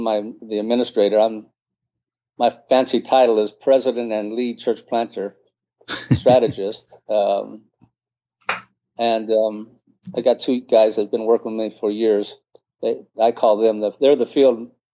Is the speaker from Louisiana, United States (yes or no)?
no; Bell, California, United States; also born or lived in Caribbean; I grew up in East LA area of Los Angeles, a little town called Bell.